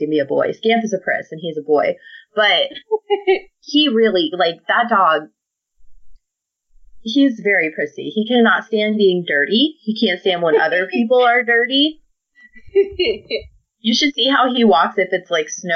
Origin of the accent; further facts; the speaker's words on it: Midwest, United States; I grew up in the Midwest